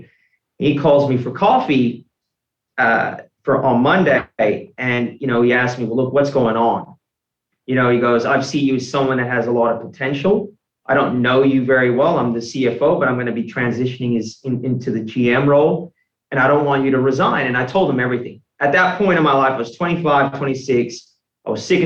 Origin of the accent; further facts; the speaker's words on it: United States; moved away as an adult; also born or lived in Australia (born) / Brisbane, Australia; now in Melbourne, Australia; my whole life in the US